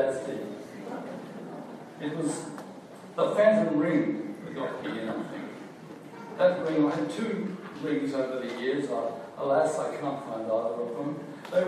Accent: Brisbane, Queensland, Australia; also born or lived in Gordonvale, Queensland; I was born in Brisbane in 1938 and started school in Gordon Vale in the Appleton Tableland at the age of six.

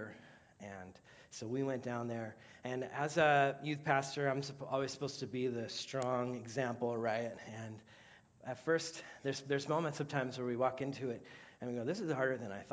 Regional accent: Washington, United States; also born or lived in Bellingham; we're from Washington State

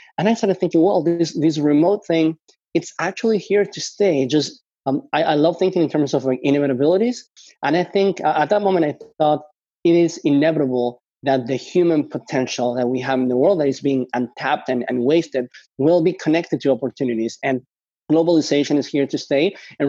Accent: Spain; also born or lived in Argentina; I was born in Argentina, and I guess I got lucky that there was this big financial crisis in Argentina. And because of that, my parents decided to emigrate to Spain.

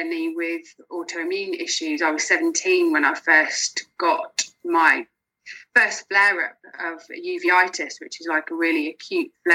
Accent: Lincolnshire near Peterborough, East Midlands, United Kingdom; moved away as an adult; now in Glasgow, United Kingdom; I'm originally from Lincolnshire near Peterborough. I moved up to Glasgow in March

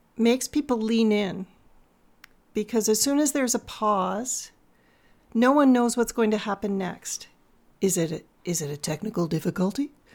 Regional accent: Toronto, Ontario, Canada; moved away as an adult; I grew up in Toronto

